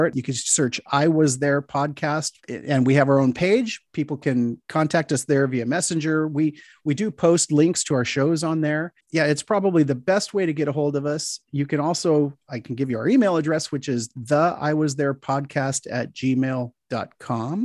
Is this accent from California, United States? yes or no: yes; Southern California, United States; growing up in Southern California, as I did